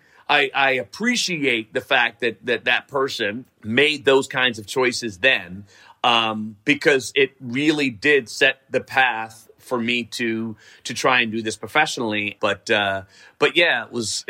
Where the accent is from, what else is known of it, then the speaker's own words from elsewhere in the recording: New York City, New York, United States; I grew up in Riverdale